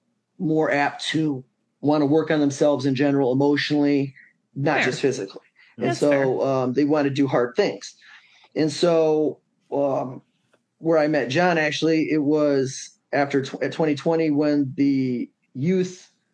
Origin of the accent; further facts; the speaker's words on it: Three Rivers, Michigan, United States; I grew up in Three Rivers, Michigan